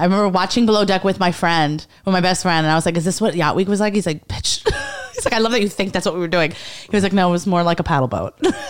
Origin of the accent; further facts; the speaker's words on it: New York City, New York, United States; I'm from Lower East Side. Okay. I'm from like born and raised.